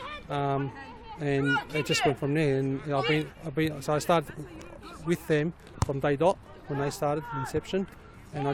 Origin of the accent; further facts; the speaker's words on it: Australia; I'm an Australian Muslim